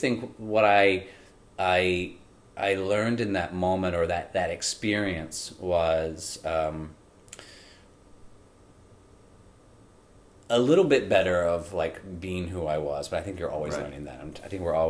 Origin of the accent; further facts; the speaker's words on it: North Carolina, United States; I'm from North Carolina, so I really wanted to go to Chapel Hill.